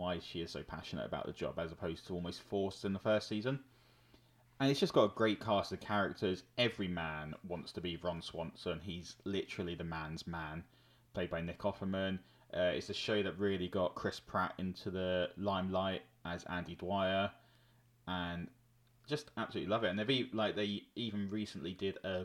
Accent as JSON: {"language": "English", "country": "United Kingdom", "said": "a white British male"}